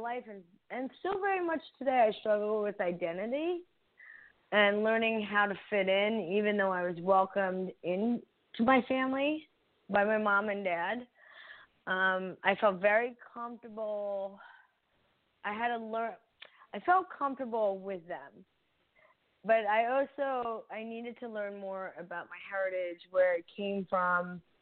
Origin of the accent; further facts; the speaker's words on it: New Jersey, United States; also born or lived in India / Florida / Missouri; now in Iowa, United States; I started my journey in New Jersey. That was my first home. And I grew up on the East Coast